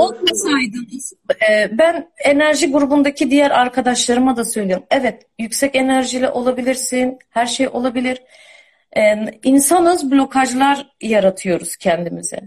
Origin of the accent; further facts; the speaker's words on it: Istanbul, Turkey; moved away; İstanbul'da doğdum, büyüdüm ben.